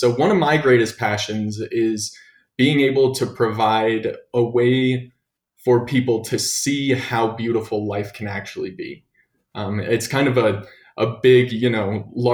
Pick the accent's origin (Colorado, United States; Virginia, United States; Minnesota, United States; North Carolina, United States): Colorado, United States; Broomfield; I actually grew up in Broomfield, Colorado, which is kind of in between Boulder and Denver